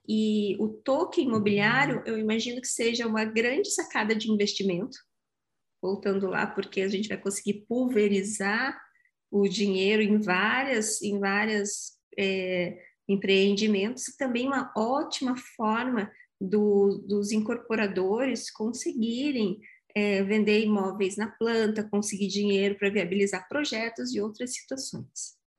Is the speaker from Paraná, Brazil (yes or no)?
yes; Curitiba, Paraná, Brazil; Eu sou bairrista, eu sou curitibana, eu amo o Vale do Pinhão